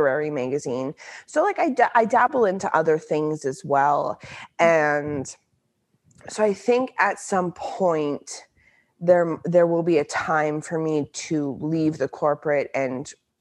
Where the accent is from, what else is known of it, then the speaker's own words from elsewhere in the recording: central Canada, Canada; I'm from the central part of Canada